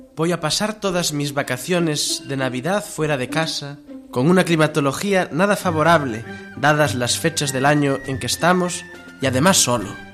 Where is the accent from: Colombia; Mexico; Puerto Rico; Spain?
Spain; Palacios de la Sierra, Castile and León; now in Bilbao, Spain; Palacios de la Sierra, mi pueblo